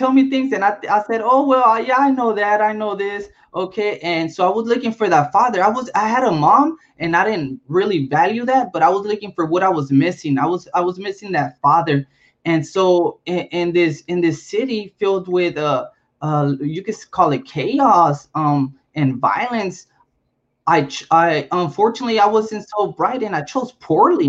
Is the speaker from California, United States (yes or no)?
yes; Compton, California, United States; also born or lived in Chicago; I was born in Chicago and raised in Compton